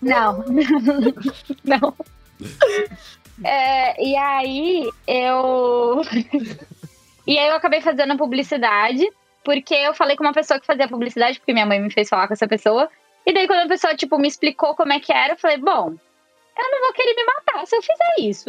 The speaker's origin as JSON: {"language": "Portuguese", "region": "São Paulo", "country": "Brazil", "tie": "born or raised there", "said": "eu nasci em São Paulo capital"}